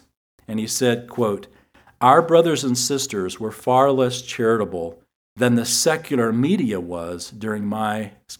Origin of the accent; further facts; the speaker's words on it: San Antonio, Texas, United States; I grew up in San Antonio, and I remember the Alamo.